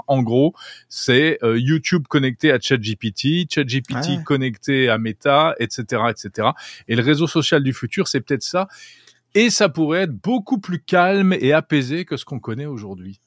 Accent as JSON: {"language": "French", "country": "France", "said": "chez nous en France"}